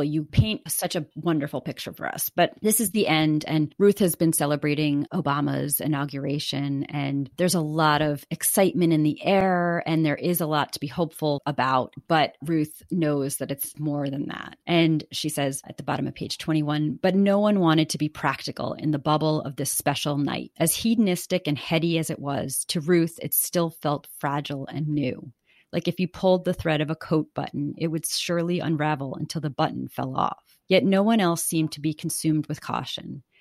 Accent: New York, United States; now in Manhattan, United States; We're living in Manhattan, but we've been displaced to my hometown, a very small town on the North Fork of Long Island and very close to my parents.

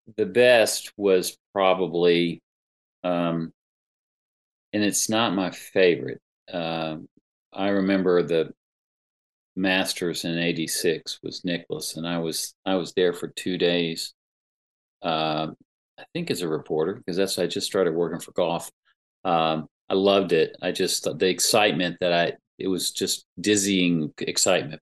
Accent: Greensboro, North Carolina, United States; my hometown Greensboro paper

